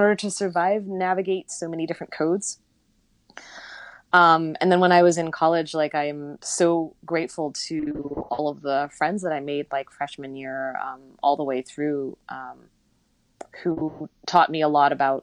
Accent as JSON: {"language": "English", "town": "Vancouver", "region": "British Columbia", "country": "Canada", "tie": "born or raised there", "also_born_or_lived": "Netherlands / Boston, United States", "moved": "as an adult", "said": "I was born in Holland, grew up in Western Canada."}